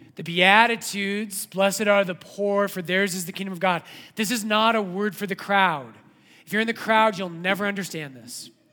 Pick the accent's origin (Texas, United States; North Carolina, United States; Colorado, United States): Colorado, United States; when I was a kid growing up in Colorado